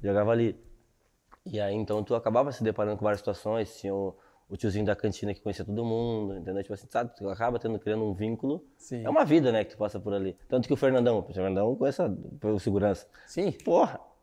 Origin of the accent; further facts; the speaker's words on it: Sapucaia do Sul, Rio Grande do Sul, Brazil; moved away as an adult; also born or lived in Esteio; eu sou de Sapucaí do Sul, né? Então, tipo assim, nasci e fiquei ali até uns 10 anos